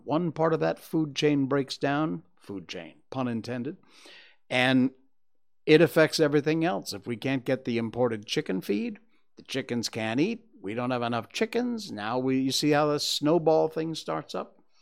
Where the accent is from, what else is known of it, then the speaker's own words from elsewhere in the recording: United States; now in Malaysia; I'm American, so I say flour